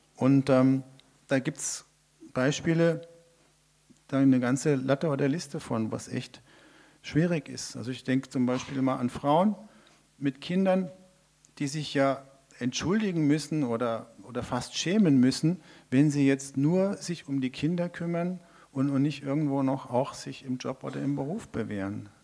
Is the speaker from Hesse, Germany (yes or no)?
yes; Hesse, Germany; also born or lived in Mongolia; ich als gebürtige Hesse